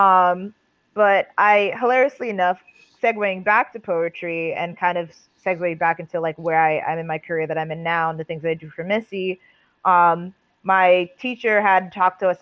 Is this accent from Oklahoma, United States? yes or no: no; New York City, New York, United States; born and raised in Staten Island, still in Staten Island, proudly rep Staten Island, New York